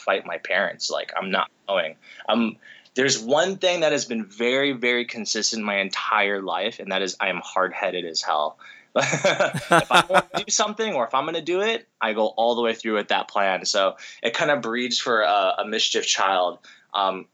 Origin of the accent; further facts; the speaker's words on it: United States; like 4 to 6 weeks out in Japan growing up, come back to the States, and then, and, you know, continue going to school